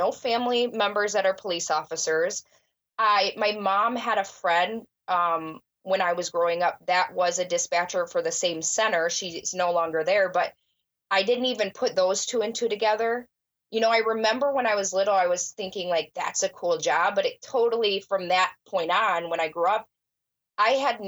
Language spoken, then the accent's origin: English; Illinois, United States; also born or lived in Florida / suburbs of Chicago; I grew up in the area that I actually dispatch now